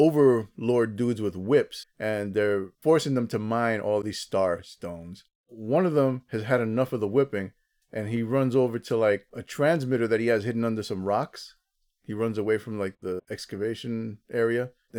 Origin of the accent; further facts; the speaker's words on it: New Jersey, United States; my home state of New Jersey